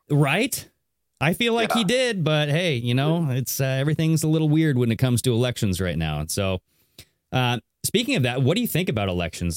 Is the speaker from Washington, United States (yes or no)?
yes; Southern Washington, United States; I am from Southern Washington as well